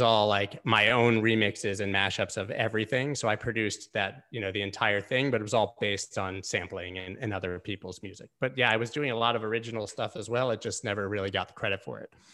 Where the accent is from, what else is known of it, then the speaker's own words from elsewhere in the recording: Gainesville, Florida, United States; I grew up in Gainesville, Florida, which is a small town